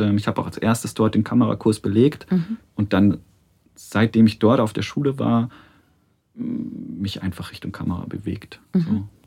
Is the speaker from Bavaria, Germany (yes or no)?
yes; Munich, Bavaria, Germany; ich bin in München geboren und mhm. ähm, in der Nähe des äh, Eislaufstadions am Ostpark, habe in Perlach gewohnt